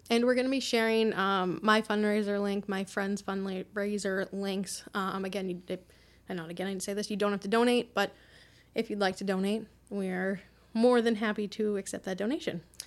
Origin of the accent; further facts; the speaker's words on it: Quincy, Massachusetts, United States; we grew up in Quincy